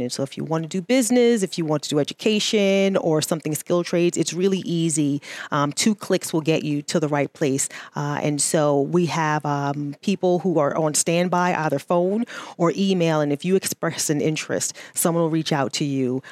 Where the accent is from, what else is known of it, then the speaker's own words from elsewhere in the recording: New York City, New York, United States; moved away; I am originally from New York City